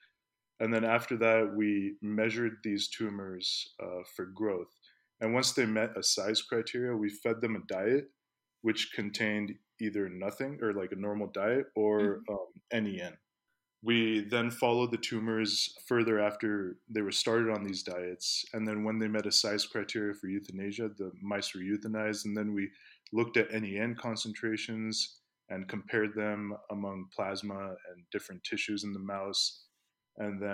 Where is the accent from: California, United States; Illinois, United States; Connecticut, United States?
California, United States; Palo Alto; moved away as an adult; also born or lived in Pakistan; now in Las Vegas, United States; I grew up in Palo Alto